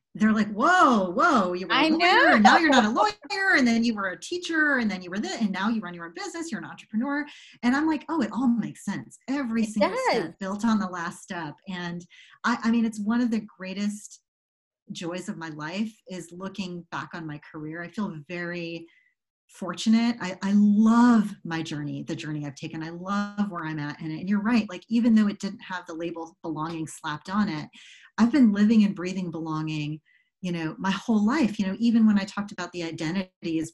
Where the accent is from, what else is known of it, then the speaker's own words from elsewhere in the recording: suburbs of Chicago, Illinois, United States; When I was about nine, we moved to the suburbs of Chicago.